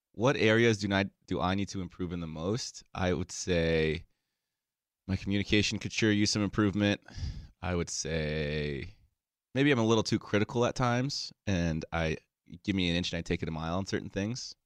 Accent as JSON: {"language": "English", "town": "Aspen", "region": "Colorado", "country": "United States", "tie": "born or raised there", "moved": "as an adult", "lives_now": "Los Angeles, United States", "said": "I grew up in Aspen, Colorado"}